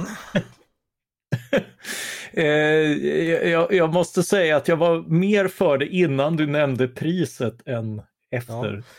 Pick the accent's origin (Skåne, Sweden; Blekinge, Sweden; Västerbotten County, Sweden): Blekinge, Sweden; Karlskrona; moved away; Jag är själv uppvuxen i Karlskrona